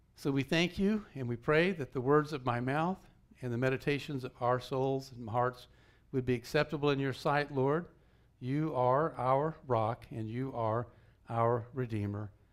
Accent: Georgia, United States; moved away; I grew up in Georgia

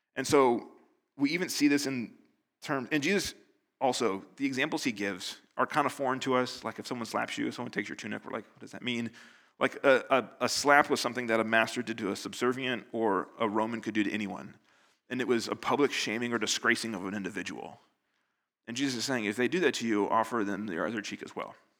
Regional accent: United States; now in Northern Ireland, United Kingdom; I'm American

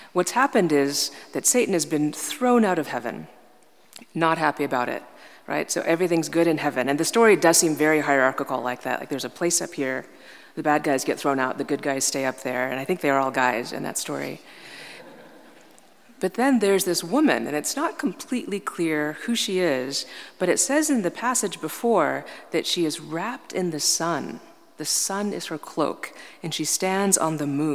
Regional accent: New York, United States; I'm from New York

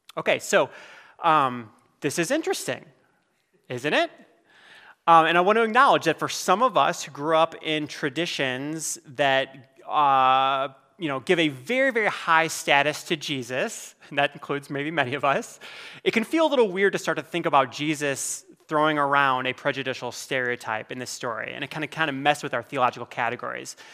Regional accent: Iowa, United States; I'm from Iowa

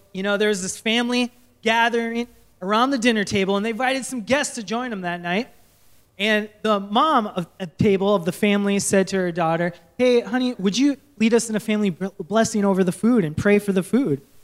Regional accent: Minnesota, United States; moved away; I grew up in Minnesota, so I say candy bags.

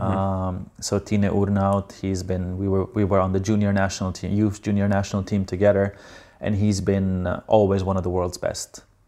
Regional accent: Slovenia; I'm from Slovenia

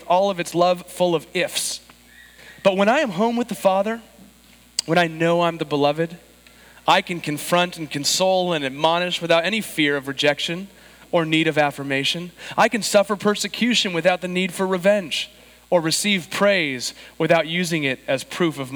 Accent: San Diego, California, United States; I was born and raised in San Diego, but my grandparents were in Chicago

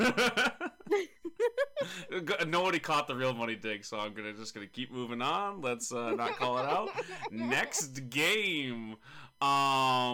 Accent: United States; as an American

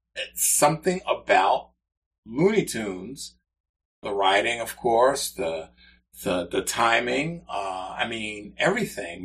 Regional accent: New York City, New York, United States; moved away; I grew up in the Bronx and experienced real winters up there

